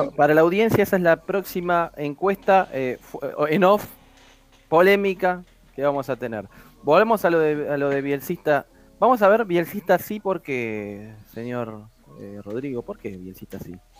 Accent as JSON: {"language": "Spanish", "country": "Argentina", "said": "somos los argentinos"}